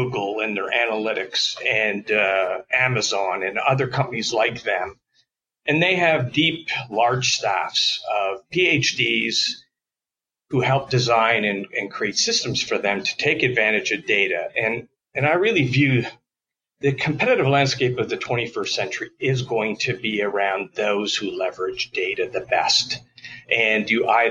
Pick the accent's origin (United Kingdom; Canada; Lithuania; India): Canada; Toronto, Ontario; moved away as an adult; now in United States; I'm actually originally from Toronto, Canada